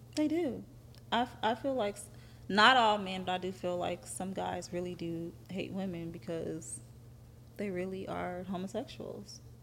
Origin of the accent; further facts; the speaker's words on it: Athens, Georgia, United States; I'm from Athens.